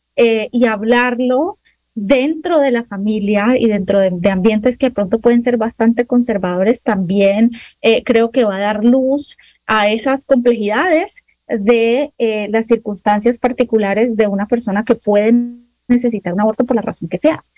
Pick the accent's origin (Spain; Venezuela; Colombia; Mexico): Colombia; now in United States; yo soy colombiana